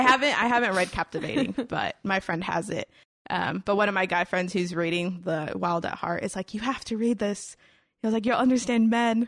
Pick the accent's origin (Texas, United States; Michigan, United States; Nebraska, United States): Texas, United States; Houston; I grew up, like, in Houston, Houston, um, like, downtown area